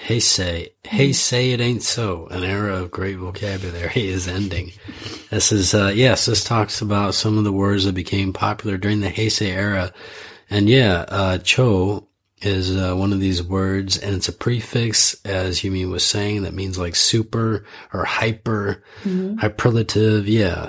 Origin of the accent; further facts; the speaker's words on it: Ann Arbor, Michigan, United States; also born or lived in Idaho; now in Sapporo, Japan; I was born in Idaho. It has very cold winters with a lot of snow, but I grew up in Ann Arbor. It has very cold winters and it's very dark.